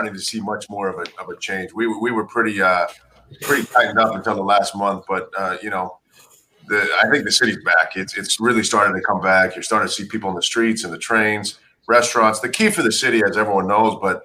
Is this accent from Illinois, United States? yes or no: no; Salt Lake City, Utah, United States; I grew up in Salt Lake City.